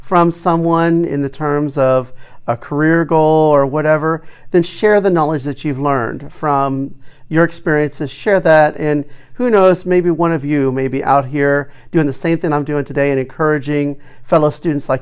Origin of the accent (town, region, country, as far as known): Springfield, Ohio, United States